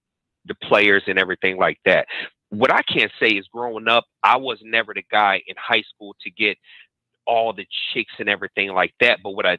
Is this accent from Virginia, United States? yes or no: yes; Virginia, United States; now in Texas, United States; I'm originally from Virginia, man, but I live in Texas. Now.